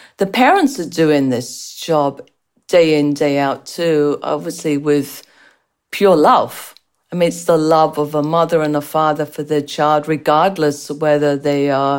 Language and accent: English; England, United Kingdom; accent: strange accent; moved away; also born or lived in United States; as you can tell from the strange accent, I was born and raised in England with Irish parents